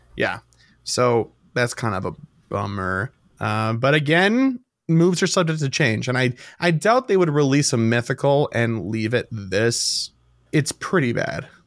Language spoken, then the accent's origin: English; Chicago, Illinois, United States; we're from Chicago. We love the city.